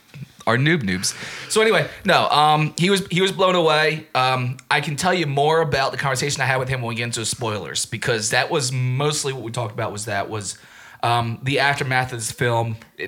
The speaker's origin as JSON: {"language": "English", "town": "Norristown", "region": "Pennsylvania", "country": "United States", "tie": "born or raised there", "said": "The second time I saw it was in my hometown of Norristown"}